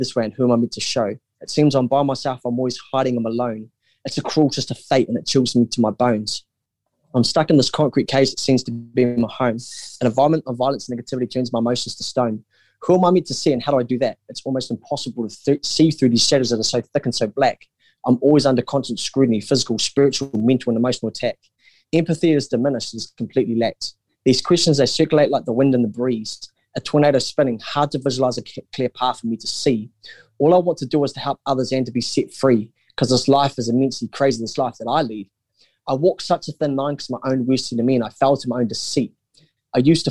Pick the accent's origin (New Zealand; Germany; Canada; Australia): New Zealand; I'm a Kiwi